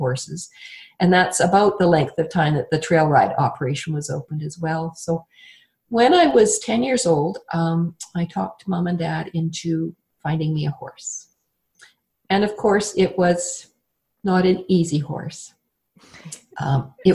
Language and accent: English; Banff, Alberta, Canada; I was born in Banff, Alberta. And there's not very many people that can sort of say that. Banff used to be a very tiny little tourist town. Mm. And when I was growing up